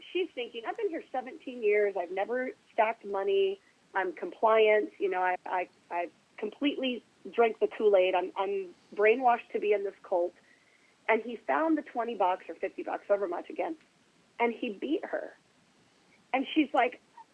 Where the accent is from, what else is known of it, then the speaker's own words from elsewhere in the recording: Oregon, United States; I'm from Oregon